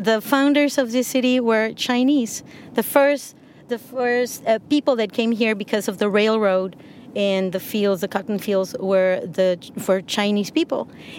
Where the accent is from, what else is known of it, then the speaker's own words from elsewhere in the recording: Mexico; English is a second language; also born or lived in United States; I am not a Mexican-American. I'm Mexican. I'm a resident. That's what allowed me to be in the United States and work in the United States and exercise my profession there.